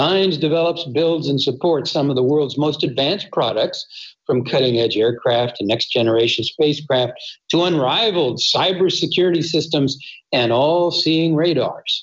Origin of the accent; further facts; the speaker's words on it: Arlington, Virginia, United States; I grew up in Arlington, Virginia